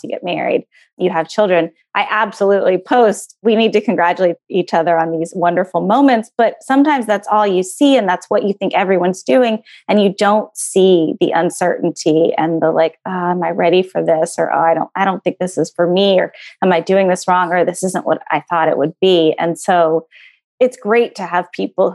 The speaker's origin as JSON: {"language": "English", "region": "Texas", "country": "United States", "tie": "born or raised there", "moved": "yes", "said": "I'm from Texas"}